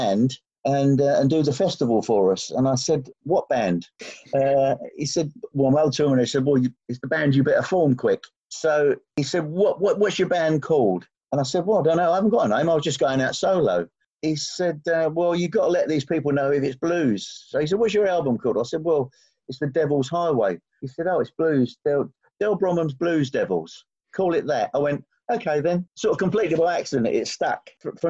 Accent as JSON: {"language": "English", "country": "United Kingdom", "said": "I'm proudly British"}